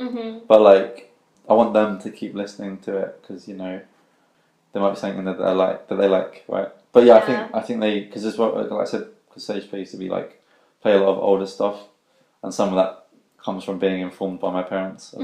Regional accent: Tilbury, East of England, United Kingdom; when you grow up in a town like Tilbury, people stay in Tilbury and they don't leave Tilbury. And, like, I was like, yeah, like, I'm from Tilbury

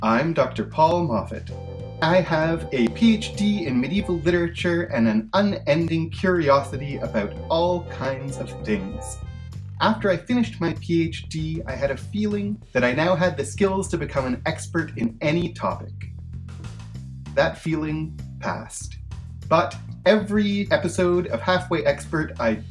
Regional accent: Canada; As a Canadian, I grew up in the part of Canada where there was a lot of French

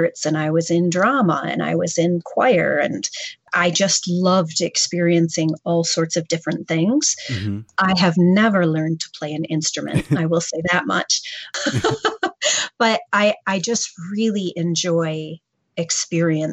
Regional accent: northern lower Michigan, United States; now in Flint, United States; I grew up in Michigan, but I grew up in northern lower Michigan

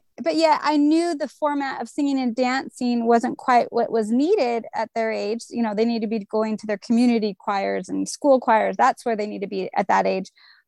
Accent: California, United States; And I'm born and raised in Southern California. And we are a beach family. We love it so much.

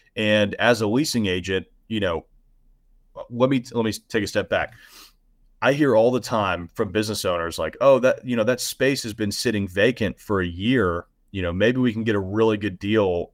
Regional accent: the South, United States; I'm from the South

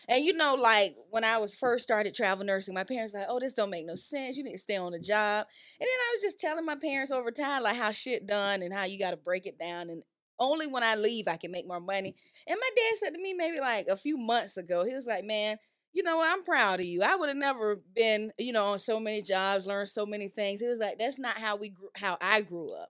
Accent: Florida, United States; now in Georgia, United States; growing up in Florida

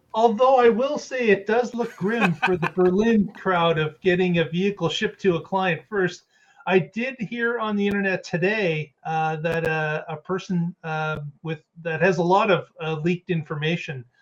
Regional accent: Canada; I'm Canadian

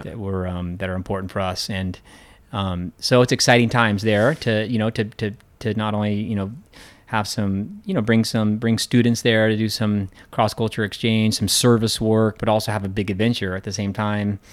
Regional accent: Central Oregon, United States; moved away as an adult; also born or lived in California / Colorado; now in Hong Kong; on the ranch where I grew up in Oregon

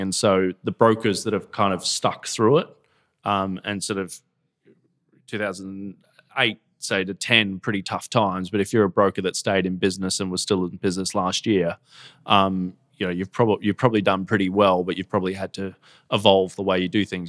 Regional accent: Gold Coast, Queensland, Australia; moved away as an adult; now in United Kingdom; I come from the Gold Coast in Australia, you know, grew up surfing

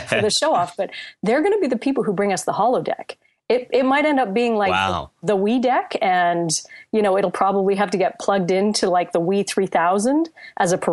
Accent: Canada; I speak as a Canadian here

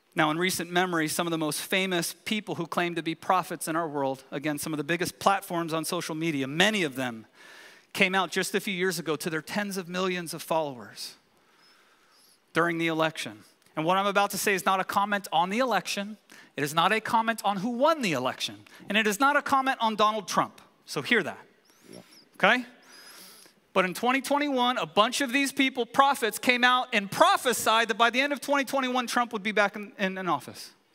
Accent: California, United States; moved away; we're from California

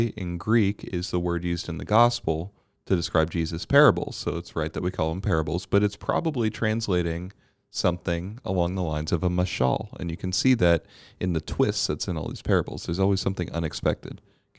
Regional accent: Bermuda; I didn't grow up with it because I grew up in Bermuda.

